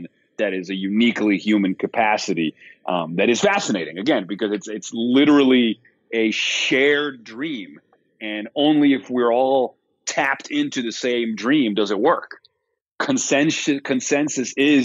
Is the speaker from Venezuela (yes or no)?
yes; Venezuela; I grew up in Venezuela, so I've actually seen it happen in my country